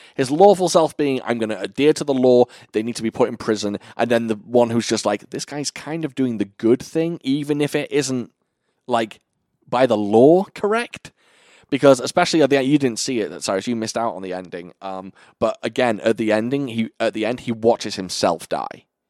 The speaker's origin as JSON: {"language": "English", "country": "United Kingdom", "said": "I'm British"}